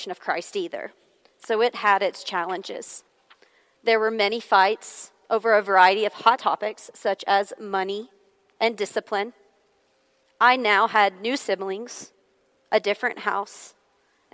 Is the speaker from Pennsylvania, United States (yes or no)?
no; Hohenwald, Tennessee, United States; also born or lived in Nashville, Tennessee; we moved away from Nashville, Tennessee, to a small rural town called Homewald, where my parents still reside to this day.